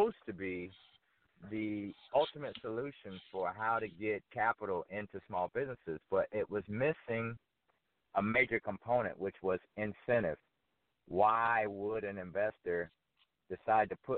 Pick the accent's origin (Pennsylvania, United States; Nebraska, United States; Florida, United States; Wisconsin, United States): Florida, United States; Fort Myers; moved away as an adult; also born or lived in New York; now in Atlanta, United States; I'm from Fort Myers, Florida. I grew up there. I left when I went off to New York to go to West Point